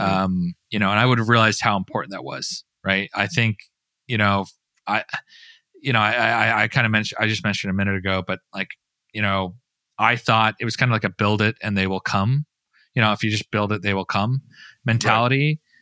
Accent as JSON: {"language": "English", "region": "Utah", "country": "United States", "moved": "yes", "lives_now": "Florida, United States", "said": "I'm a third, fourth generation Utah"}